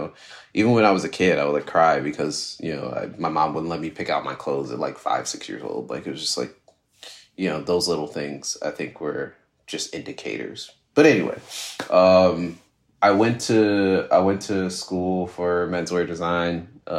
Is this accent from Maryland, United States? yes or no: no; New Jersey, United States; I'm from New Jersey. So, you know, one of the things that people from New Jersey do on the weekends is go to the mall.